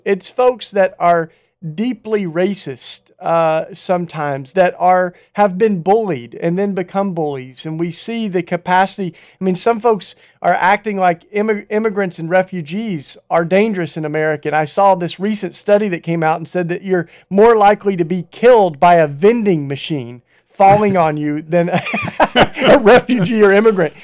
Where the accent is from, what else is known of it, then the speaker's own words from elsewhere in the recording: Tennessee, United States; where I grew up in Tennessee